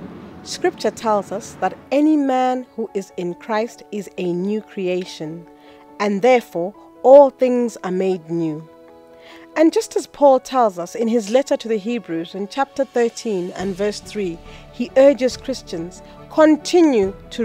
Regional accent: Salima, Central Region, Malawi; also born or lived in Doha, Qatar; I came from Doha, where I was arrested, but I am from Salima, TA Gambalami.

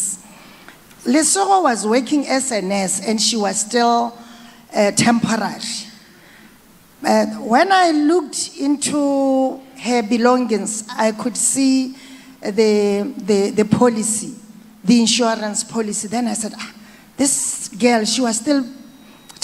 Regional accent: Botswana; I come from Botswana

